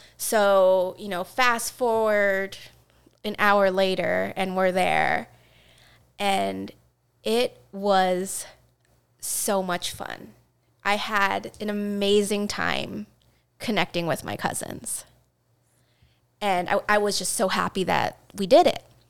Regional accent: Seattle, Washington, United States; I grew up in Seattle.

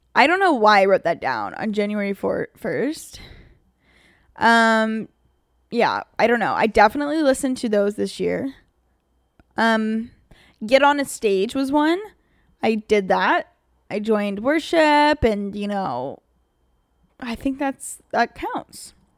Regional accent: Pennsylvania, United States; moved away as an adult; now in Los Angeles, United States; I came literally from Amish Town, Pennsylvania

